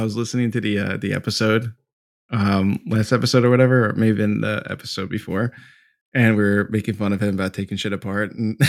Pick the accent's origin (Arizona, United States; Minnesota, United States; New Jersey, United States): New Jersey, United States; I'm from Jersey. I'm dirty.